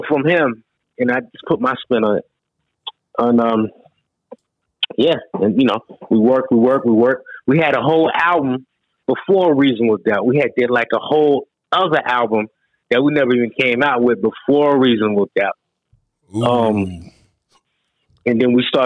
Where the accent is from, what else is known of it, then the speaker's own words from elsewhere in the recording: North Carolina, United States; I'm from NC. I'm from North Carolina, and everything musically I learn is from North Carolina